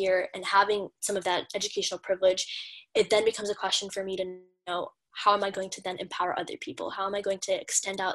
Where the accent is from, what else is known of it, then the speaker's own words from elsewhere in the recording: Long Island, New York, United States; moved away as an adult; also born or lived in Brooklyn, New York / Canada; now in Philadelphia, United States; I was born in Brooklyn, grew up in Long Island and Canada